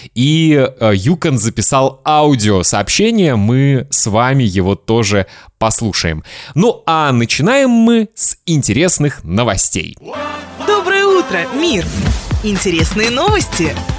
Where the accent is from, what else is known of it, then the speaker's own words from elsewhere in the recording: Kaliningrad, Kaliningrad Oblast, Russia; мой родной город Калининград